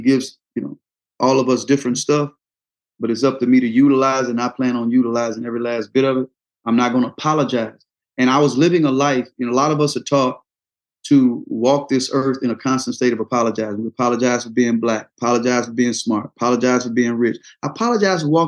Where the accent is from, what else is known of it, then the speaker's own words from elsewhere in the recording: the South, United States; growing up in the South